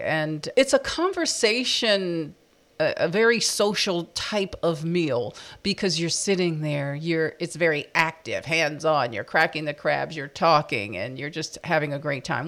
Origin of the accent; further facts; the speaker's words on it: East Coast, United States; we're from the East Coast